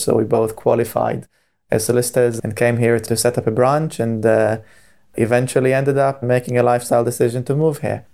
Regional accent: Israel; moved away as an adult; now in Cambridge, United Kingdom; I was born and bred in Israel

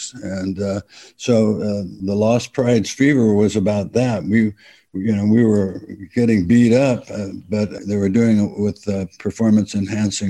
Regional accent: East Bay, San Francisco Bay Area, California, United States; we're from the East Bay

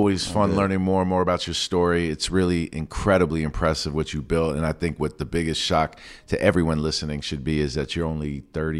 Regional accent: Queens, New York, United States; Me too, but we're Mets fans. We're from Queens. Like, we're from Queens.

